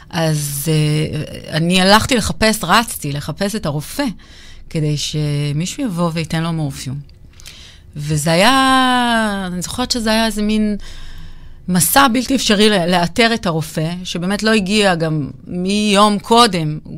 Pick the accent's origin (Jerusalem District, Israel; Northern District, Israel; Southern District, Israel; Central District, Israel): Jerusalem District, Israel; Jerusalem; אני אה, ירושלמית, עובדת סוציאלית